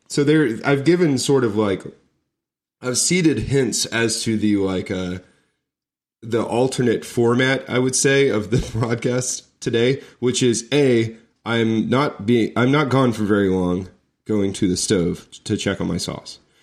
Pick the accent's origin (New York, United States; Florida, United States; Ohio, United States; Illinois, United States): Florida, United States; moved away; I was from Florida